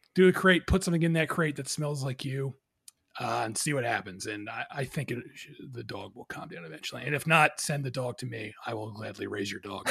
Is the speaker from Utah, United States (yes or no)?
no; New Jersey, United States; also born or lived in Philadelphia, Pennsylvania; I moved from Philadelphia to New Jersey when I was a kid